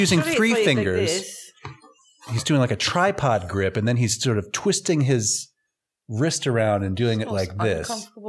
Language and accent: English; United States; and I'm biased as an American